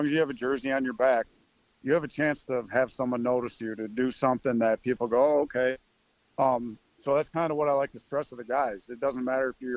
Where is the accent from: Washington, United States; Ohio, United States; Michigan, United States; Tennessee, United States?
Michigan, United States; moved away as an adult; I'm from Michigan